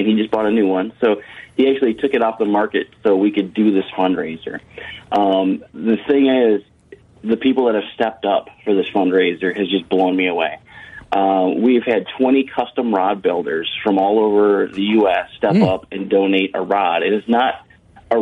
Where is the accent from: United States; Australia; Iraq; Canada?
United States; Michigan; moved away; I'm from Michigan originally and fished Lake Michigan a lot